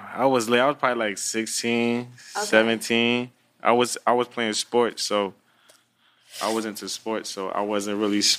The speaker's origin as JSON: {"language": "English", "region": "New Jersey", "country": "United States", "also_born_or_lived": "Florida", "said": "I was from Jersey, then I went to Florida, I think, and then went back to Jersey."}